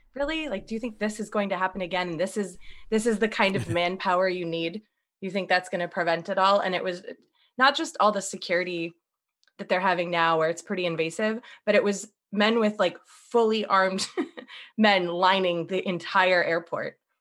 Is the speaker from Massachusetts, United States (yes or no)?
yes; Boston, Massachusetts, United States; I'm from Boston. So I was actually in Boston